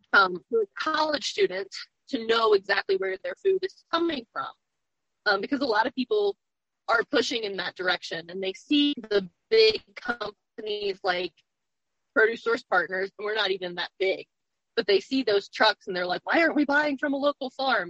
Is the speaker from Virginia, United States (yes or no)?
yes; Roanoke, Virginia, United States; I am from Virginia. I grew up in Roanoke and have spent most of my life here